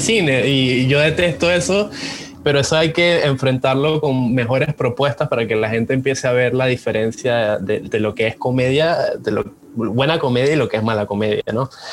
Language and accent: Spanish; Venezuela; moved away as an adult; now in Panama; yo soy extranjero, yo soy venezolano, pero ya tengo como más de 10 años aquí en Panamá